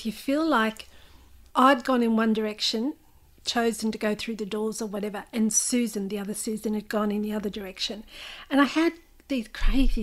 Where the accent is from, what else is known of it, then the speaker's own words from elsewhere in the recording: Newcastle, New South Wales, Australia; I don't come from Victoria. I was born in New South Wales